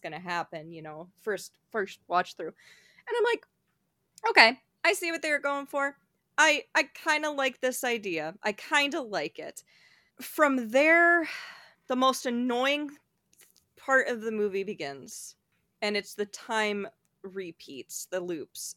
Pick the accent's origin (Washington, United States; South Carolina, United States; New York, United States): New York, United States; as a New Yorker